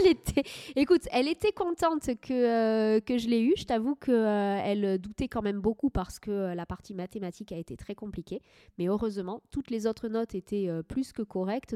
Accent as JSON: {"language": "French", "area": "Médoc", "region": "Nouvelle-Aquitaine", "country": "France", "tie": "born or raised there", "also_born_or_lived": "Agen / Angoulême / Paris", "said": "j'ai grandi dans le Médoc"}